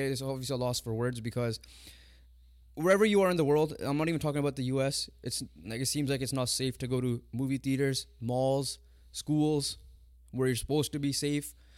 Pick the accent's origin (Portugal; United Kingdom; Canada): Canada; Us being Punjabi, us being from the Indian descent, even though we're Canadian born, but we have parents that are from India